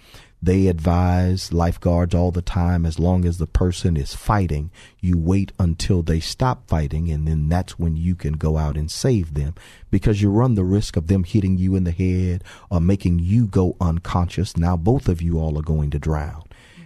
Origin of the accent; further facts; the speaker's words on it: Texas, United States; we talked about both of us growing up in Fifth Ward. But we lived in what we called at the time the Coke Apartments, but they were actually the Clemmie Manor Apartments across the street from Finnegan Park.